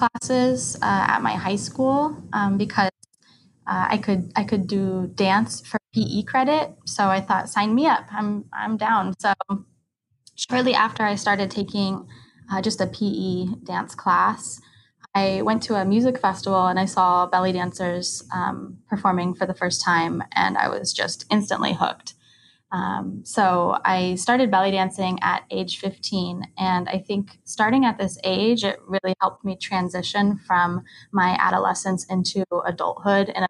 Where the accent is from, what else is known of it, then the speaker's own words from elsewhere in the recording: Sonoma County, California, United States; moved away as an adult; now in Honolulu, United States; I'm from Sonoma County, California, originally, but I've been living here in Honolulu, Hawaii for a little over a year now